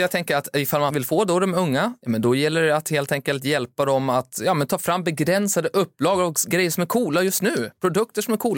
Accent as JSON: {"language": "Swedish", "country": "Finland", "tie": "born or raised there", "moved": "yes", "said": "Jag växte upp i Finland"}